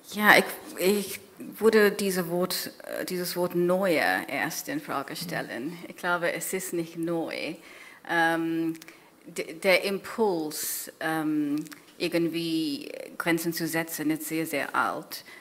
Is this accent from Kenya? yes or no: yes; Kenya; German is a second language; now in Germany; Kenia geschrieben, ähm, wo ich aufgewachsen bin